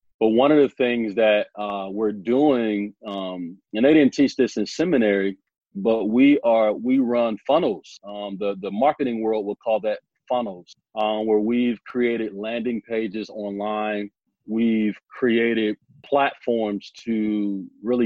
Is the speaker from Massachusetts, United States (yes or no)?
no; Omaha, Nebraska, United States; I'm from Omaha, Nebraska